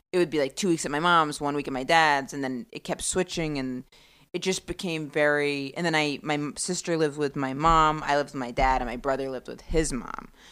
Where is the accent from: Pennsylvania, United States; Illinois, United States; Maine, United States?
Maine, United States; rural; moved away as an adult; also born or lived in Boston / New York; I grew up in really rural Maine